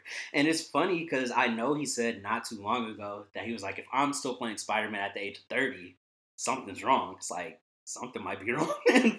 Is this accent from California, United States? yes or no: yes; Vallejo, California, United States; 707, say that shit backwards, nigga. I'm from the Bay.